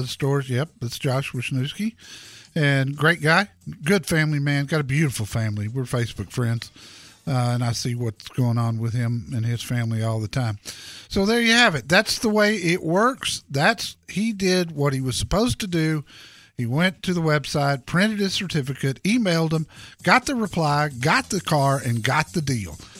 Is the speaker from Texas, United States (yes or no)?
yes; Dallas, Texas, United States; here in my hometown, Dallas Fort Worth